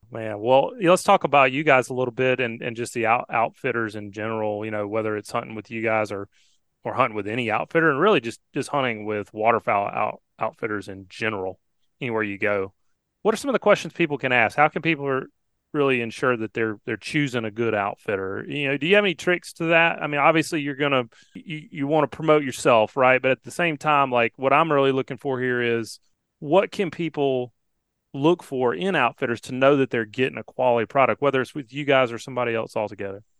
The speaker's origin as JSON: {"language": "English", "region": "Alabama", "country": "United States", "tie": "born or raised there", "said": "growing up in Alabama"}